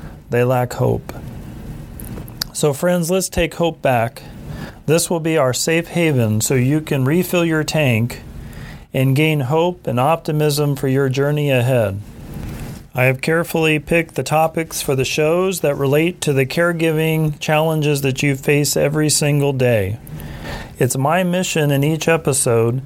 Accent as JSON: {"language": "English", "town": "Tulsa", "region": "Oklahoma", "country": "United States", "tie": "born or raised there", "also_born_or_lived": "Rochester, Minnesota", "said": "My background is that I was raised in Tulsa, Oklahoma."}